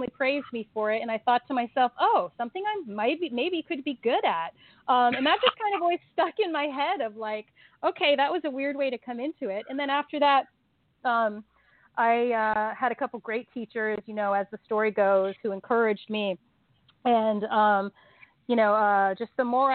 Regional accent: Cincinnati, Ohio, United States; moved away as an adult; also born or lived in Hong Kong; now in Los Angeles, United States; I'm from Los Angeles, but I grew up in Cincinnati, Ohio

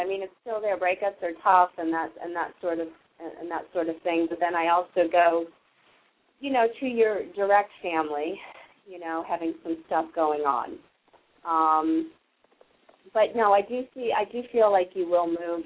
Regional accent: Massachusetts, United States; I'm from Massachusetts.

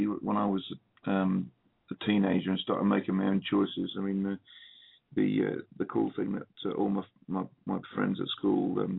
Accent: Watford, East of England, United Kingdom; moved away as an adult; also born or lived in London; now in West Country, United Kingdom; I grew up in London for 4 years before my folks moved out to a place called Watford, which is just north of London

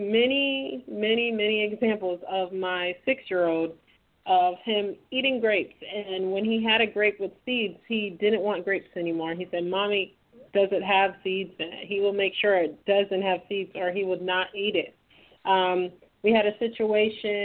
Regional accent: Trinidad & Tobago; moved away; my home country of Trinidad.

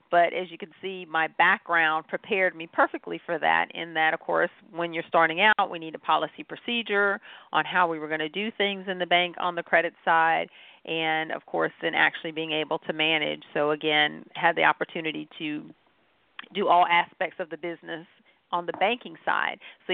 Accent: Goldsboro, North Carolina, United States; No, I'm actually from Goldsboro, North Carolina, is what we refer to as home. I am what is affectionately known as a military brat, meaning my dad was Air Force, so moved around and got to see the world.

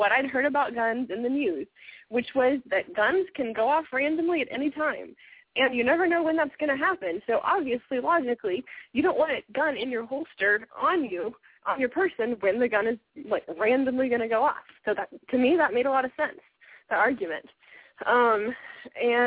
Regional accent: Texas, United States; I grew up in Texas

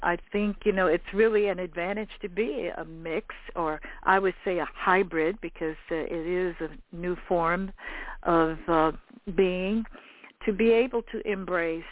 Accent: the West, United States; I grew up in the West

